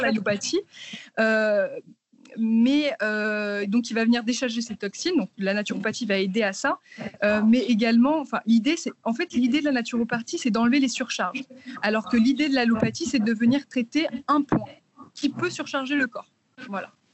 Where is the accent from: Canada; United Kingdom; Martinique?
Martinique; moved away as an adult; now in Paris, France; j'habite à Paris depuis à peu près 7 ans. Euh, avant ça, j'ai grandi dans les Antilles, en Martinique